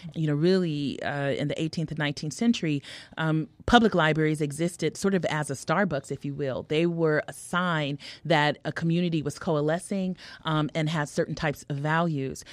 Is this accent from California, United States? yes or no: yes; California, United States; also born or lived in Harlem, New York / Hartford; now in Chicago, United States; I'm a Californian